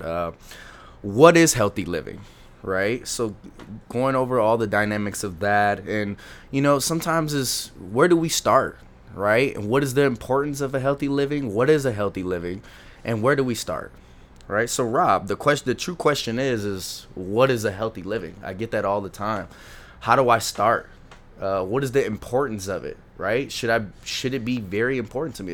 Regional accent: Lancaster, California, United States; I was born and raised in Lo, uh, Lancaster, California

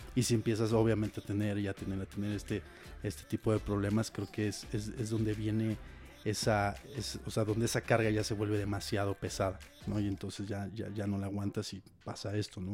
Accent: Querétaro, Mexico; moved away as an adult; now in Mexico City, Mexico; yo soy de Querétaro

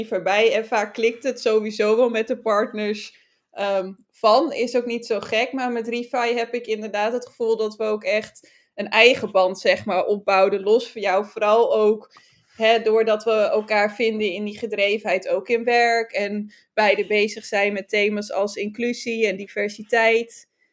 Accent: Friesland, Netherlands; als Fries

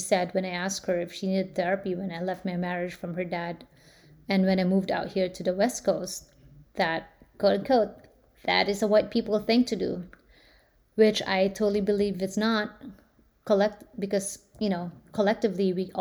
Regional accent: Philippines; now in United States; I grew up in the Philippines

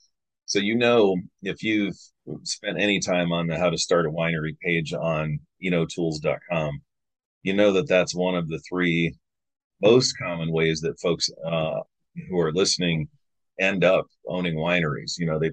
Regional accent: Finger Lakes, New York, United States; now in Missouri, United States; I live in Missouri. I'm from the Finger Lakes.

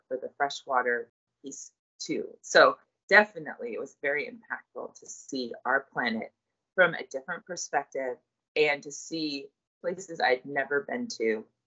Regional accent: Colorado, United States; I grew up in Colorado, so I've always lived in places where water is of a shortage

